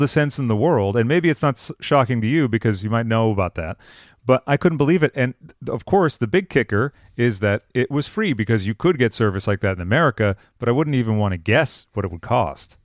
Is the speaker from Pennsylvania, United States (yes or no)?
no; Massachusetts, United States; now in California, United States; I'm originally from Massachusetts